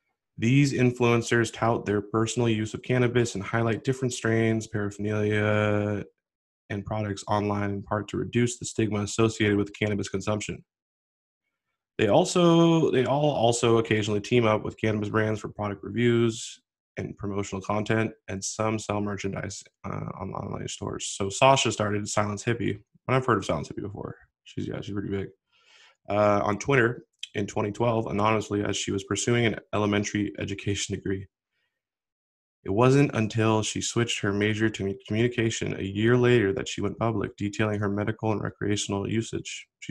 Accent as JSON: {"language": "English", "region": "Washington", "country": "United States", "tie": "born or raised there", "said": "He's actually from my home state, Washington"}